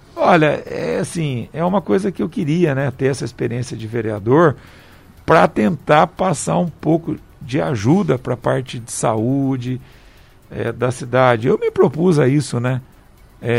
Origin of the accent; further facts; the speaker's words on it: Paraibuna, São Paulo, Brazil; moved away; eu atendo toda sexta em Paraibuna. Manhã é dia de eu ir lá para minha terrinha.